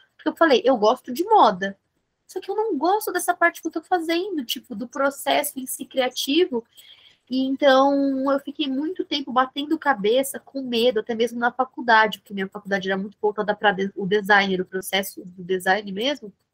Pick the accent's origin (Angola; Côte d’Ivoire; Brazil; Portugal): Brazil; São Bernardo do Campo, São Paulo; aqui no ABC, eu sou de São Bernardo do Campo